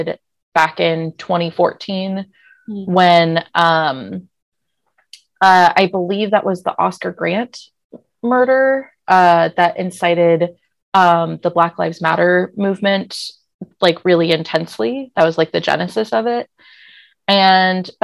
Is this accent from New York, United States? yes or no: no; San Francisco, California, United States; now in Portland, United States; I'm from San Francisco